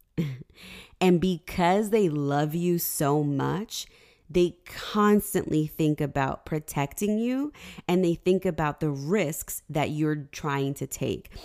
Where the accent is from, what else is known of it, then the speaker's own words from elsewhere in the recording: Lyndhurst, New Jersey, United States; also born or lived in Union, New Jersey / Highland Park, New Jersey; I grew up in North Jersey in Lyndhurst